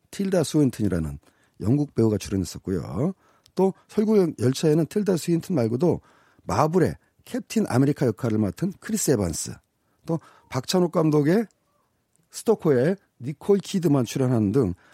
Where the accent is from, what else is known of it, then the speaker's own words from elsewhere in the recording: South Korea; 제가 한국 사람이지만